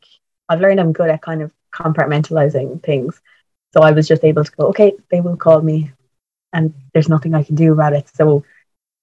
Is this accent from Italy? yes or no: no; Tralee, Munster, Ireland; moved away as an adult; now in Cork, Ireland; I'm from Tralee, but I'm in Cork mostly because I'm in college there.